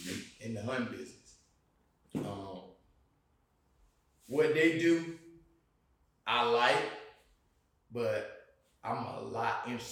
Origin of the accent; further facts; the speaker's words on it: Thomasville, Georgia, United States; moved away as an adult; also born or lived in Virginia; now in Atlanta, United States; I'm from Thomasville.